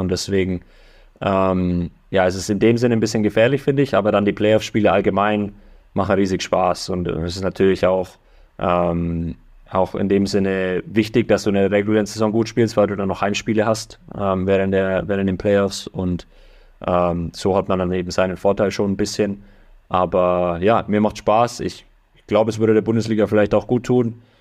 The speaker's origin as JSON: {"language": "German", "country": "Germany", "moved": "as an adult", "lives_now": "United States", "said": "ich bin immer noch Deutscher, deutsches Blut fließt durch, durch meine Adern hier"}